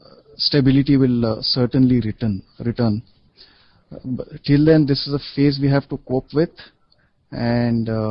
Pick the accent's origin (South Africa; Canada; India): India; the typical academic education Indians receive, makes English language, grammar, and composition compulsory for at least 16 years, right from school till we graduate